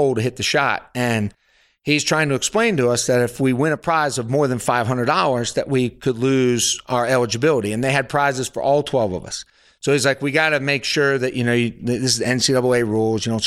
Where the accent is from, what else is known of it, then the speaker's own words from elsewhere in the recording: Pennsylvania, United States; moved away as an adult; also born or lived in Alabama; I was from Pennsylvania.